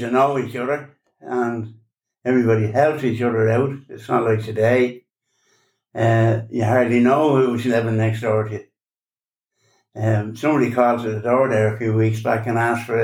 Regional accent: Dublin, Leinster, Ireland; also born or lived in Waterford; I was born in Waterford. And when I was three, we moved to Dublin.

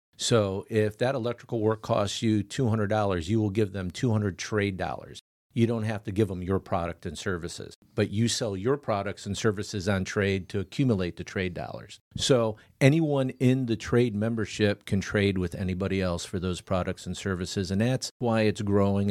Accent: Clearwater, Florida, United States; also born or lived in Riverview, Michigan; grew up over in Clearwater

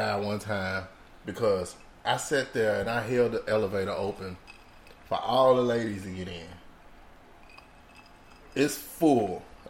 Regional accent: Houston, Texas, United States; now in Miami, United States; I'm from Houston.

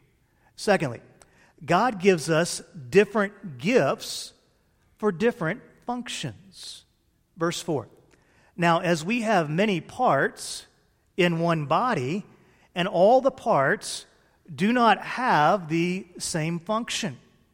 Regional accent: Illinois, United States; born there; You've heard me bemoan the fact before that I was born 100 miles outside of Chicago. I wanted to be born in the Republic of Texas. All my kids are born in the Republic of Texas, but I was born up north.

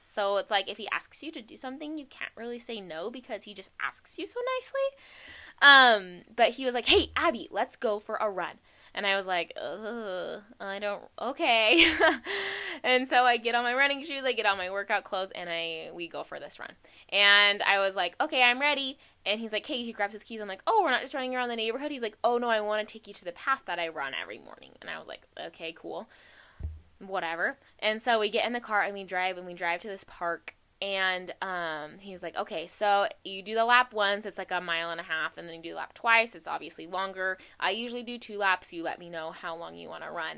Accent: Arizona, United States; I'm from Arizona

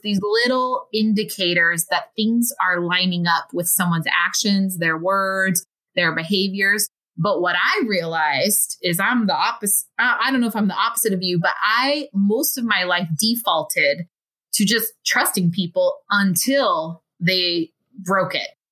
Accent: United States; growing up in the United States

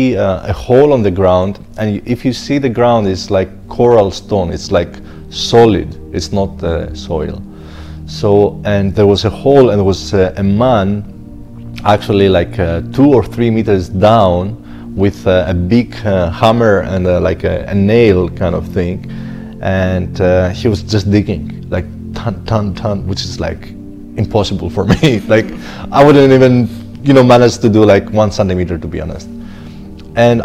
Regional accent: Greece; moved away; also born or lived in Zanzibar; I was born in Greece

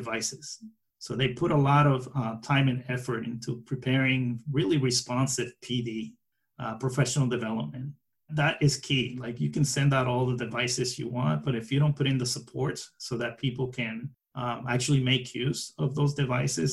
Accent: New York City, New York, United States; as a New Yorker

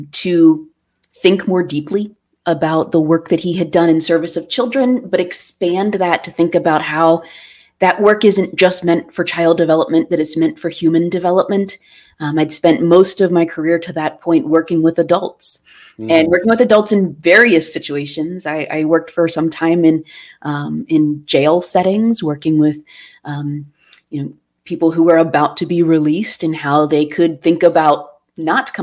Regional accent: Pittsburgh, Pennsylvania, United States; I was born in Pittsburgh, so it's hard not to claim Fred Rogers as a literal neighbor when you grow up in Pittsburgh

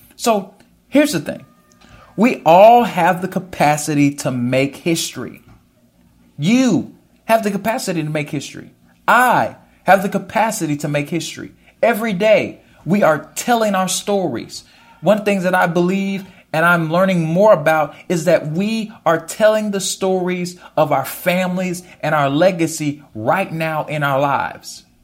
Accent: United States; As an American

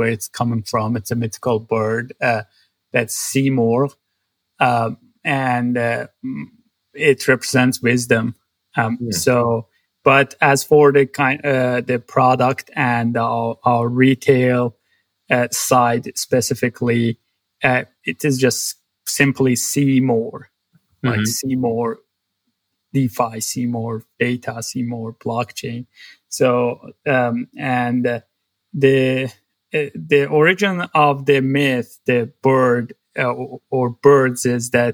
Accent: Tabriz, East Azerbaijan, Iran; moved away as an adult; also born or lived in Tehran, Iran; now in United States; I grew up in a city in north west of Iran called Tabriz

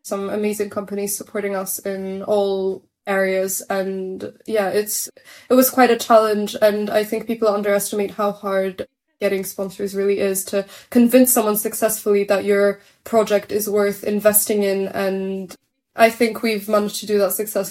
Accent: Warsaw, Masovian Voivodeship, Poland; we are from Warsaw

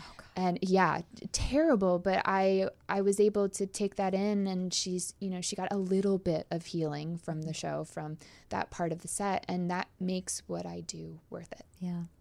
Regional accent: Canada; I'm also Canadian, so I'll probably apologize a bunch.

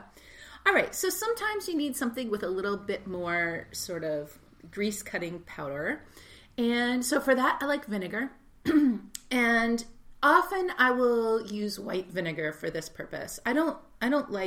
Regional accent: Texas, United States; I grew up in Texas, and so we said Bon Ami.

